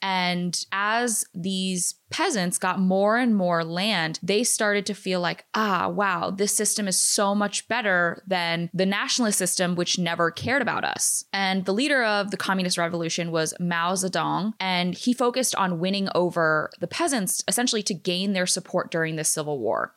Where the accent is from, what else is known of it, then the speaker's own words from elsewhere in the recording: United States; first language English; I was born in America